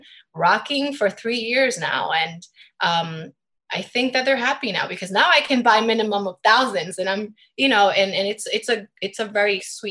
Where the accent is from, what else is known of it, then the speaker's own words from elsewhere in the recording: New York City, New York, United States; also born or lived in Midtown Manhattan; I was born and raised in the Bronx